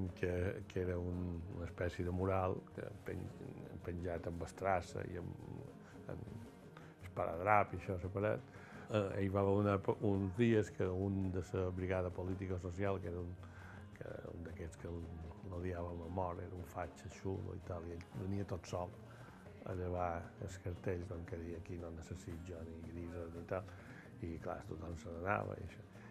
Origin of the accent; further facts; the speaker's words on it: Mallorca, Balearic Islands, Spain; jo, de Mallorca